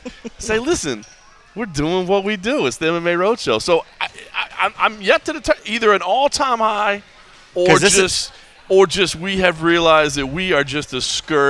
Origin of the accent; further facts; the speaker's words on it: Dallas, Texas, United States; moved away as an adult; now in Las Vegas, United States; Cole Coffee is with me in my hometown of Dallas, Texas.